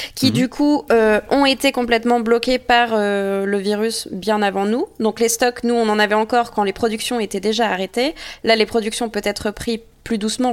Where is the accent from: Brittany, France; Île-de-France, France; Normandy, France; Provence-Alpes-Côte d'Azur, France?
Normandy, France; je suis normande